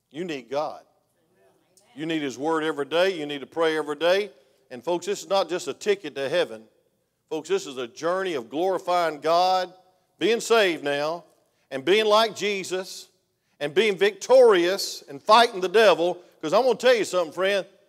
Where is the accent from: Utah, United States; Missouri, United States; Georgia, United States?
Georgia, United States; I'm from Georgia